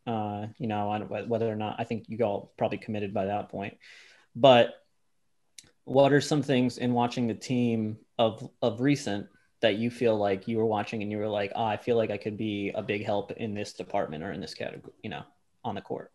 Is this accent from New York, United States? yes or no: yes; New York area, United States; grew up in the new york area